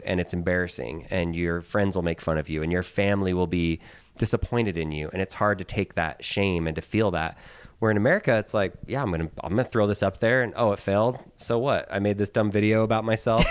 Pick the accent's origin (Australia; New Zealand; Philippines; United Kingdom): Philippines; now in United States; I was born in the Philippines. I lived there for many years.